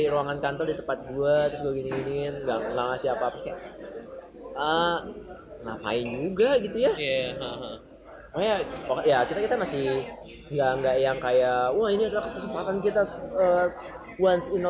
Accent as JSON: {"language": "Indonesian", "town": "Majalengka", "region": "West Java", "country": "Indonesia", "tie": "born or raised there", "said": "buku pertama kayaknya yang gue baca dan gue suka itu waktu gue pulang kampung justru ke kampung gue di Majalengka"}